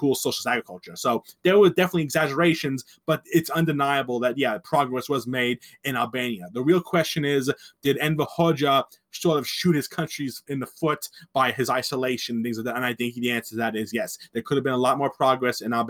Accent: United States

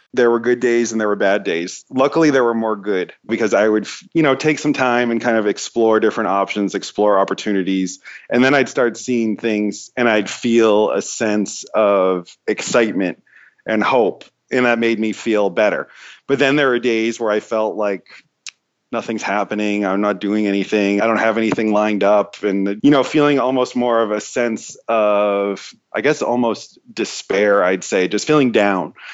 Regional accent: East Coast, United States; moved away as an adult; I'm from the East Coast

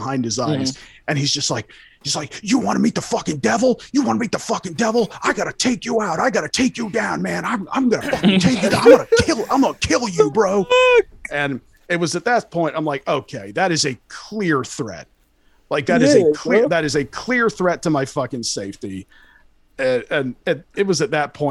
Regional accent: California, United States; I'm from California. I used to see this shit all the fucking time.

